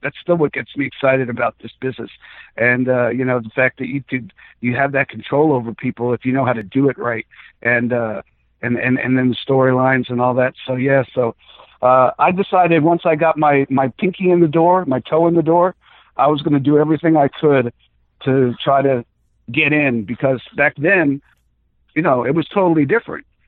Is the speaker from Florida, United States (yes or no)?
yes; South Florida, United States; also born or lived in Bronx, New York / Atlanta; I was born in the Bronx and moved to South Florida when I was six